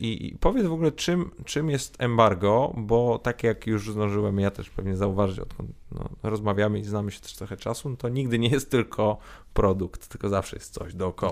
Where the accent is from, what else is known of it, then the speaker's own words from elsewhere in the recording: Poland; urodziliśmy się w Polsce, e, wychowaliśmy się w Polsce